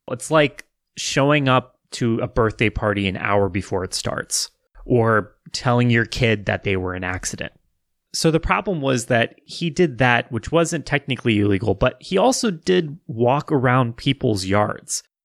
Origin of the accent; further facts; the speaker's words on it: Wichita, Kansas, United States; growing up in Wichita, Kansas